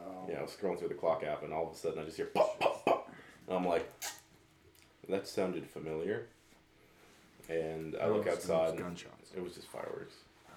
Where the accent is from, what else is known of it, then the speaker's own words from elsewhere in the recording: Jacksonville, United States; moved away; when I was a child in Jacksonville